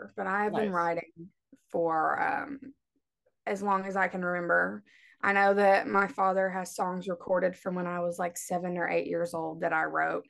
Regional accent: Kentucky, United States; accent: twang; also born or lived in Cincinnati, Ohio; I'm from Kentucky, so you can hear it in my voice a little bit whenever I'm, especially when I'm singing, there's always a little bit of twang

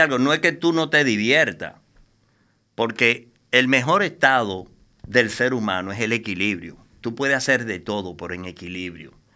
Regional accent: Dominican Republic; yo soy un ciudadano dominicano, eh, común y corriente, nacido en esta isla de 48

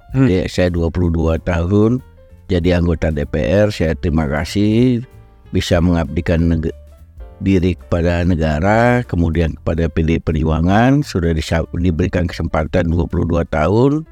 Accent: North Sumatra, Indonesia; saya minta izin pada Bu Mega pulang kampung dari Sumatera Utara

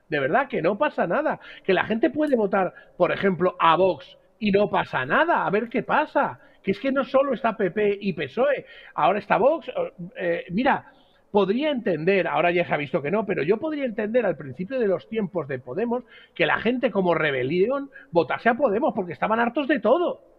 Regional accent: Spain; en algún momento o en algún periodo puede ser motivo de acomplejar a uno como español.

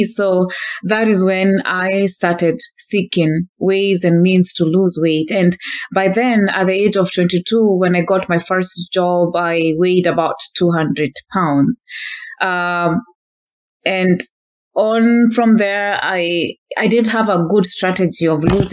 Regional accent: Kenya; moved away as an adult; now in Northern California, United States; I was born and raised in Kenya until the age of 26 in 2013

